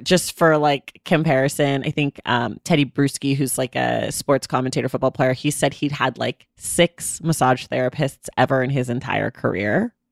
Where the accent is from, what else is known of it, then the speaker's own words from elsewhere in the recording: Oakland, California, United States; I am from Oakland, California.